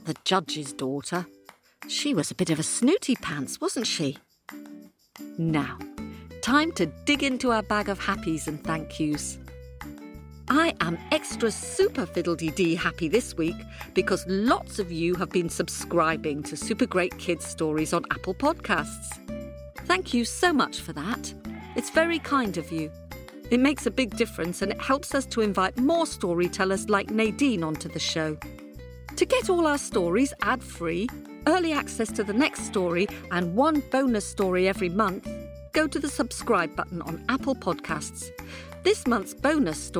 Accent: Newcastle upon Tyne, North East England, United Kingdom; moved away; I was born in Newcastle-upon-Tyne and I lived there when I was your age.

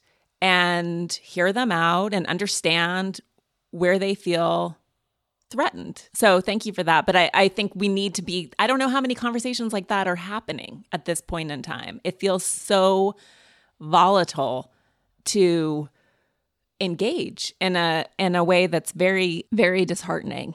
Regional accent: Montana, United States; moved away; I'm from Montana, which is a purple state

